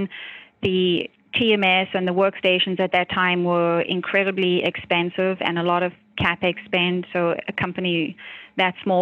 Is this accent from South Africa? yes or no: yes; South Africa; now in United States; I grew up in South Africa.